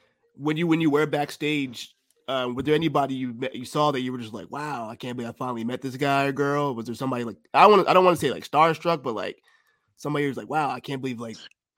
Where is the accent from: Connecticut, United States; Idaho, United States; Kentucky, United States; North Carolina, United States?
Connecticut, United States; No, I'm from Connecticut.